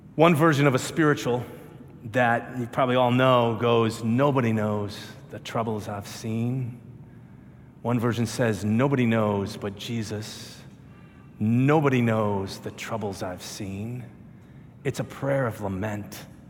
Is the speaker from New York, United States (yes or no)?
no; Minnesota, United States; I'm from Minnesota